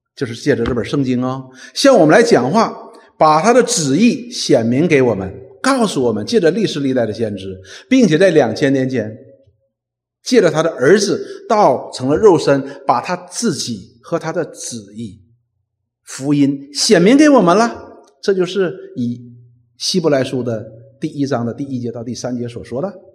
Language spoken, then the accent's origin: Chinese; China; 我们中国人